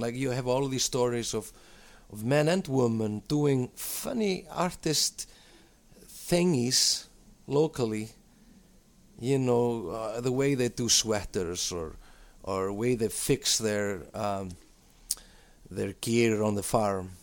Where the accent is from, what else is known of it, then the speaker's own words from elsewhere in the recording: Iceland; also born or lived in London; we're two guys from Iceland